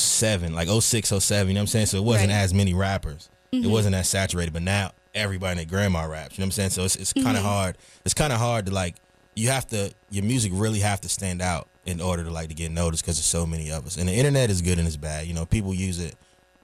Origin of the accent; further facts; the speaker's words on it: Raleigh, North Carolina, United States; also born or lived in Queens; I'm an artist from Raleigh, North Carolina. You know, travel back and forth from Queens, and I've been here since about 05.